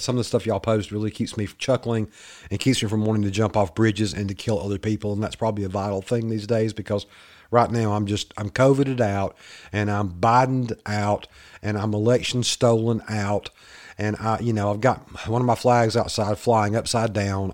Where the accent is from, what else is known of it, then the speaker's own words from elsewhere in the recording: the South, United States; accent: Southern redneck; my little Southern boy, my little redneck accent